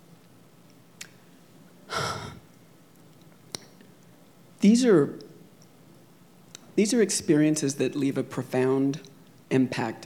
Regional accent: California, United States; Growing up in California in the 70s and 80s, I could never forget that I was black

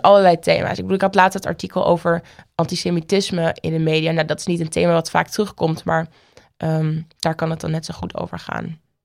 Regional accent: Oldenzaal, Overijssel, Netherlands; moved away; also born or lived in Paris, France; Oldenzaal, waar ik geboren ben

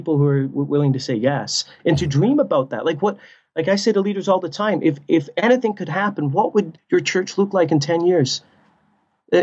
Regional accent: Scotland, United Kingdom; now in Canada; I'm from Scotland originally

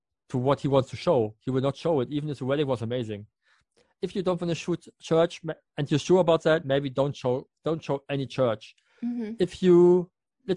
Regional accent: Hamburg, Germany; in my hometown in Hamburg

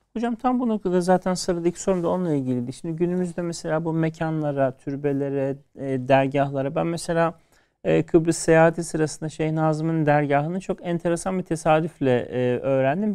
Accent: Turkey; Türkiye'den geliyoruz.

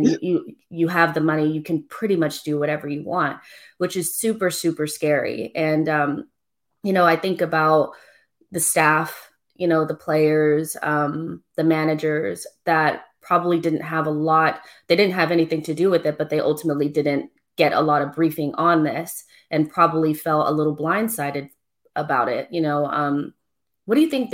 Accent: United States; being an American and being experiencing American sports front and center

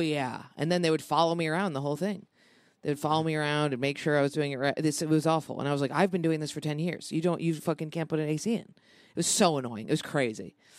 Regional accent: Lansing, New York, United States; also born or lived in Ithaca; I grew up outside of Ithaca, Lansing

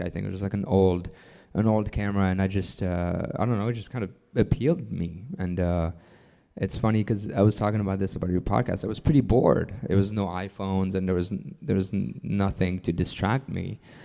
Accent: France; moved away as an adult; also born or lived in Lebanon / New York City; I moved to France uh, and grew up in France from two years two years old on to um, about until I was about 25. Um, and after that, I moved to New York City.

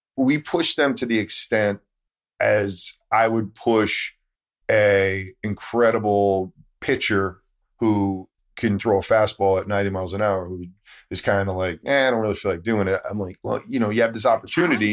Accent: Connecticut, United States; also born or lived in New York City; I was born in New York City, lived in Connecticut. Very Northeast upbringing

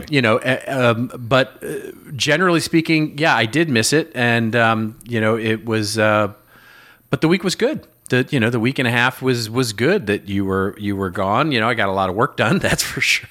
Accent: Texas, United States; now in Los Angeles, United States; I grew up in Texas and had Texas teams

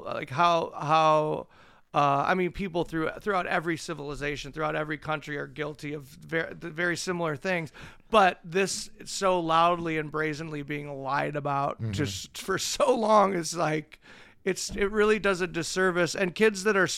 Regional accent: Chicago, Illinois, United States; moved away; I'm from Chicago originally

